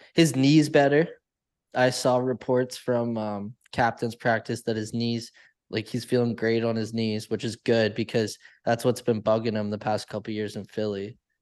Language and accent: English; Canada; I'm Canadian.